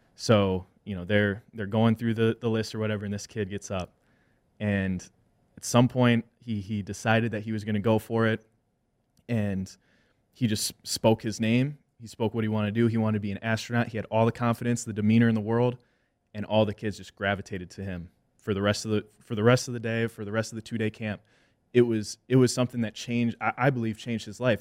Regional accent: Wisconsin, United States; I'm a mixed kid and I'm in an Irish, you know, Wisconsin family

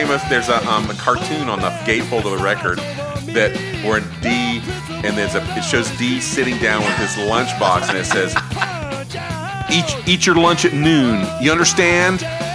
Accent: the South, United States; I'm from the South. I know exactly what he

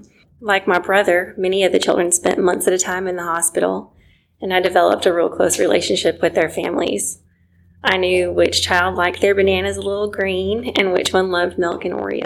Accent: Seattle, Washington, United States; now in Tupelo, United States; I grew up in Seattle, Washington, in a not very Christian environment

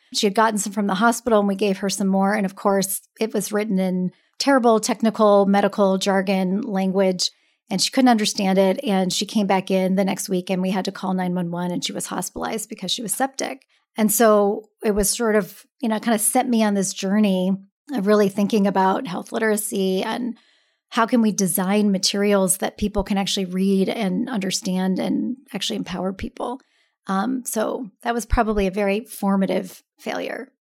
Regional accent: Seattle, Washington, United States; now in San Francisco, United States; I'm originally from Seattle

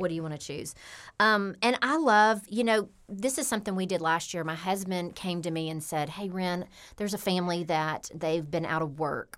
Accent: Memphis, Tennessee, United States; I grew up here in Memphis, Tennessee.

